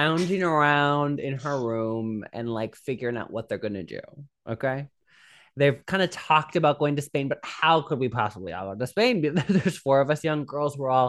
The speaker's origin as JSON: {"language": "English", "region": "Midwest", "country": "United States", "said": "I'm from the Midwest where there's no pollution or anything or bad."}